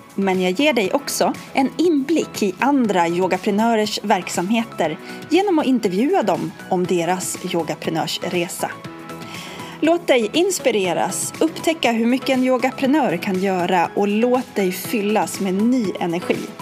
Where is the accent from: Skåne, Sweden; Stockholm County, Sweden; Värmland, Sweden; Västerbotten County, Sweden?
Stockholm County, Sweden; Norrtälje; vi kommer från Norrtälje båda två